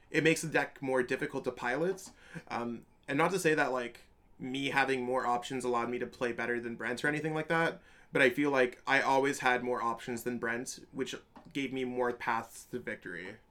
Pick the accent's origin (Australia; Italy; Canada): Canada; I'm from Canada